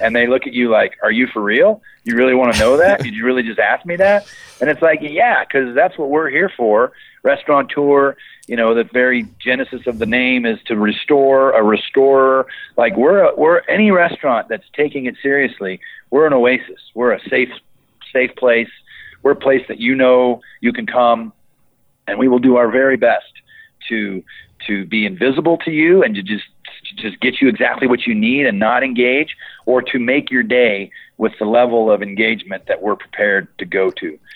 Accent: Boulder, Colorado, United States; I grew up in Boulder, so people know me

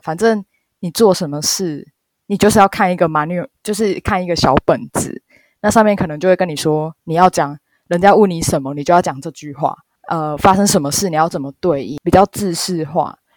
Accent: Taiwan; moved away as an adult; now in Japan; 我是台湾的日文系

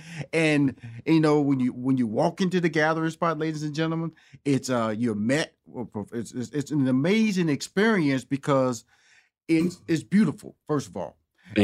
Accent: Houston, Texas, United States; also born or lived in Chicago / New York / Los Angeles; I'm born and raised in Houston, Texas. Okay, lived in Chicago for 5 years, New York for 4 years, so L.A. for 15 years.

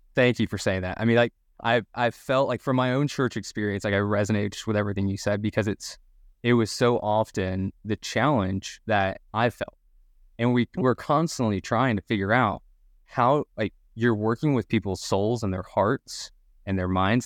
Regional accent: Dallas, Texas, United States; moved away as an adult; also born or lived in Birmingham, Alabama; now in Louisville, United States; I'm originally, uh, from Dallas, Texas, as any good Texan, I have to make note that I'm from Texas.

